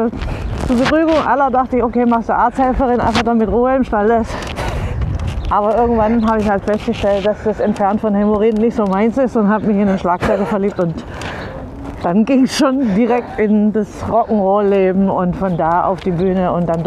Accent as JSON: {"language": "German", "region": "Baden-Württemberg", "country": "Germany", "tie": "born or raised there", "said": "Italienerin, im Schwabenland aufgewachsen."}